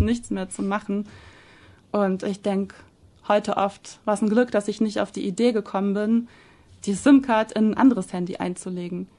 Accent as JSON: {"language": "German", "country": "Germany", "moved": "as an adult", "said": "wirke ich doch lieber langfristig in Deutschland"}